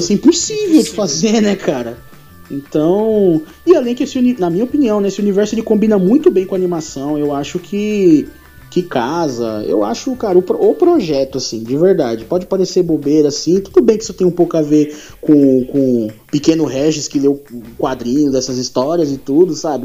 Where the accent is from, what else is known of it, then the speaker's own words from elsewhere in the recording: São Paulo, Brazil; nós aqui de São Paulo